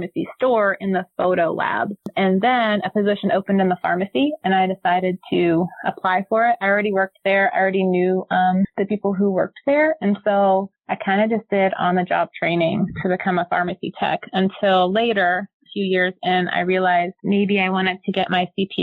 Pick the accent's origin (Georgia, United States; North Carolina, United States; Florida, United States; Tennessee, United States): North Carolina, United States; I grew up here in North Carolina